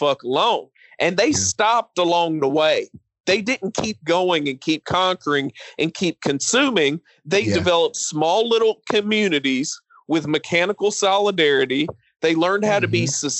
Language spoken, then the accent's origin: English; Appalachia, United States; I come from Appalachian culture